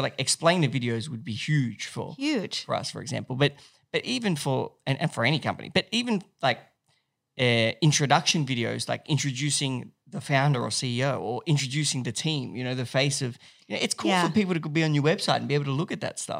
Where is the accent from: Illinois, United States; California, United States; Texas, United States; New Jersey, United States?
Texas, United States; I'm from Texas, but I've also got like, I went to college in like, you know, I went to USC.